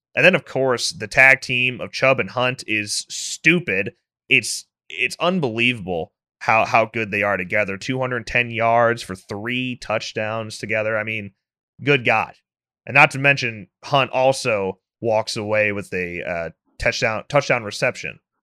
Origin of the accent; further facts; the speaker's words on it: Illinois, United States; both of us were born and raised in Illinois